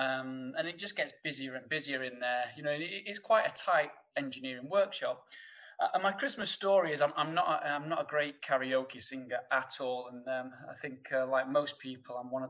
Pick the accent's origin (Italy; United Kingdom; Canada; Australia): United Kingdom; Sheffield, Yorkshire and the Humber; accent: thick northern; you'll probably tell by my thick northern accent that... coming from Sheffield